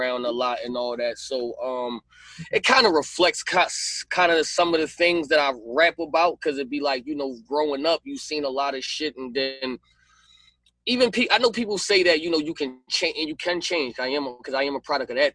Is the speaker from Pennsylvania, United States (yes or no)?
yes; Philadelphia, Pennsylvania, United States; I'm from Philly